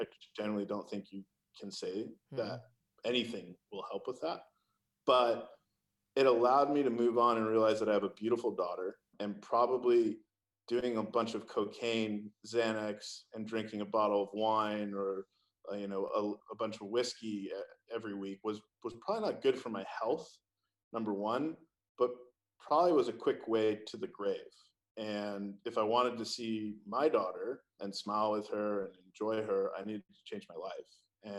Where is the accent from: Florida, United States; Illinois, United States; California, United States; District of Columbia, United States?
California, United States